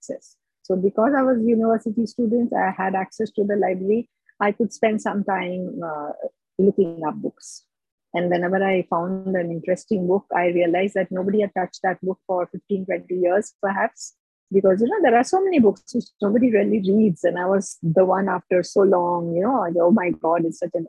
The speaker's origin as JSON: {"language": "English", "country": "India", "lives_now": "Mumbai, India", "said": "being an Indian"}